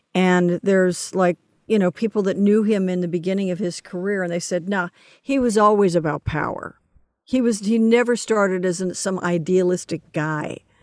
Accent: Los Angeles, California, United States; also born or lived in New York; I grew up in Los Angeles

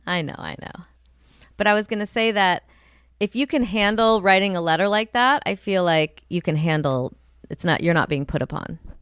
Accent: Rust Belt, United States; I'm from the Rust Belt

